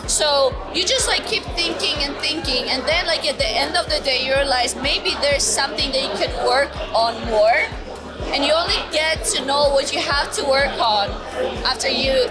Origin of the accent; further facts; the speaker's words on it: Georgia; now in New York, United States; i'm originally from georgia the country but i live in new york